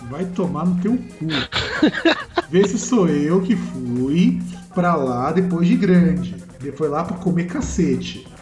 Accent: São Paulo, Brazil; a gente é de São Paulo

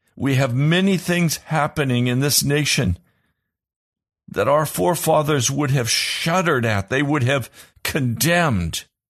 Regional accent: United States; I shudder as an American

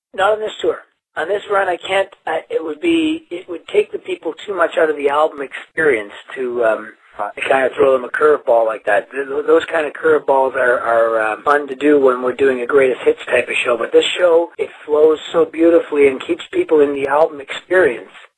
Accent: Toronto, Ontario, Canada; also born or lived in Glasgow, Scotland; I'm from Canada. I'm from Toronto.

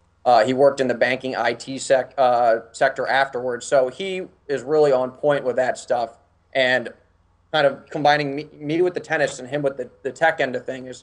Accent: Washington, District of Columbia, United States; I'm from Washington, D.C., so everybody works in politics.

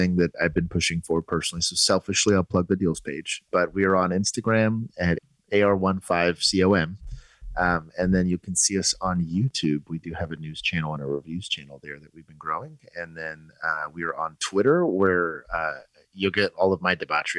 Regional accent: Texas, United States; It's a Texas homie. I'm here from Texas

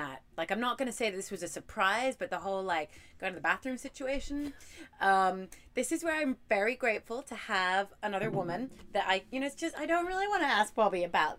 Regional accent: Hong Kong; accent: mermaid accent; also born or lived in Dubai; I was born in Dubai and grew up in Hong Kong. Hong Kong was a British colony. So I sort of grew up feeling culturally a little bit more British, albeit Hong Kong British

